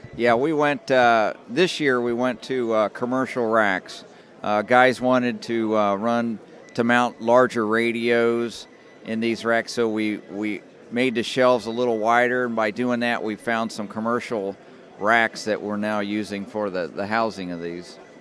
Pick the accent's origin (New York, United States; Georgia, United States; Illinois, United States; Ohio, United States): Ohio, United States; Dayton; we're from the Dayton area